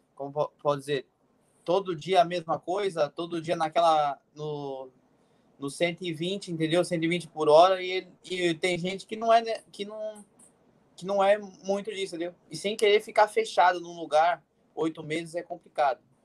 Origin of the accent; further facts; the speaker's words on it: Cotia, São Paulo, Brazil; moved away as an adult; also born or lived in Goiás; eu morava em Cotia